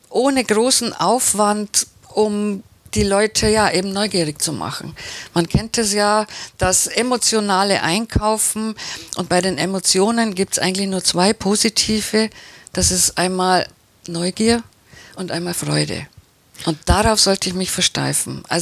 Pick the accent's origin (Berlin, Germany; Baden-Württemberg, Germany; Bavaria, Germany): Baden-Württemberg, Germany; Ich bin ja Schwäbin